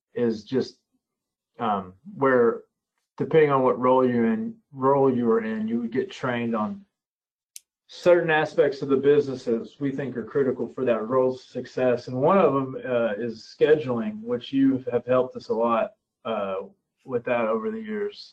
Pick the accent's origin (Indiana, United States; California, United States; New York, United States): Indiana, United States; Floyds Knobs; I grew up in Southern Indiana, in Floyd's Knobs, Indiana